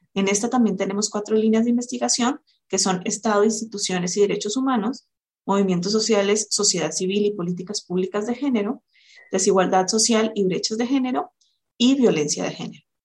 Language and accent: Spanish; Colombia; moved away as an adult; now in Mexico; soy colombiana